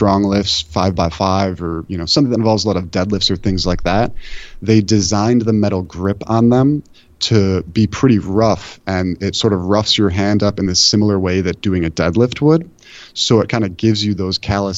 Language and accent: English; Buffalo, New York, United States; I'm from Buffalo where we have the worst public transit imaginable